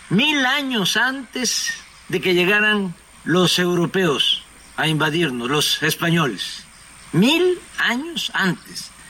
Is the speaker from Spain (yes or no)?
no; Mexico; ¿En qué baso mi optimismo? Fundamentalmente en esto, en lo que somos los mexicanos, en esta grandeza cultural.